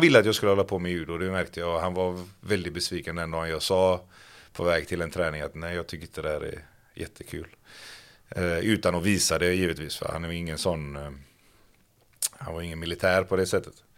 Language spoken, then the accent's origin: Swedish; Gothenburg, Västra Götaland, Sweden; Kortralla IF där jag växte upp